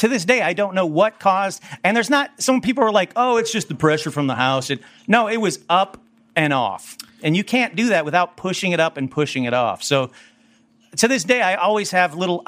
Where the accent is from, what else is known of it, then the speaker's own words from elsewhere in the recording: Burbank, California, United States; I'm from Burbank.